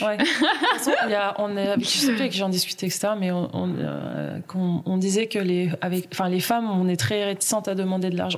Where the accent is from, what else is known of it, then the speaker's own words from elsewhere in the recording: Uriage, Auvergne-Rhône-Alpes, France; moved away; je viens d'Uriage ah Mes parents habitent à Uriage